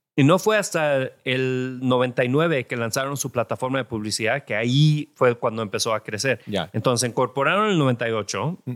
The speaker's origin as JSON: {"language": "Spanish", "region": "California", "country": "United States", "tie": "born or raised there", "also_born_or_lived": "Jalisco, Mexico", "said": "yo nací en California"}